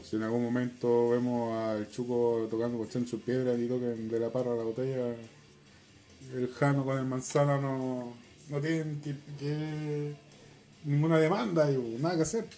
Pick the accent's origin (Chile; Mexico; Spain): Chile; somos los chilenos